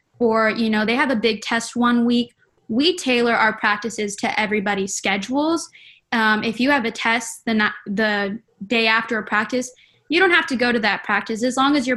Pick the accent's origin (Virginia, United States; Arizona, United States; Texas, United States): Texas, United States; Edinburg; moved away as an adult; now in Waco, United States; I'm from Edinburgh, Texas.